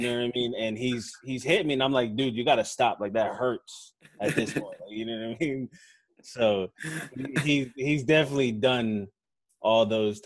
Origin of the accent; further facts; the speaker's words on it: Delaware, United States; moved away as an adult; also born or lived in Brooklyn, New York; now in Houston, United States; I'm originally from Brooklyn. I moved to Delaware